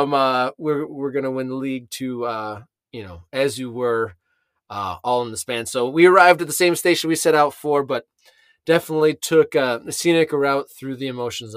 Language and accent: English; Oakland County, Michigan, United States; born or raised there